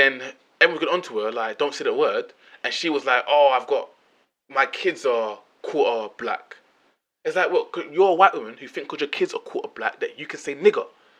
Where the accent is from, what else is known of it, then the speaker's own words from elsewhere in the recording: England, United Kingdom; I'm British, Jamaican, from England.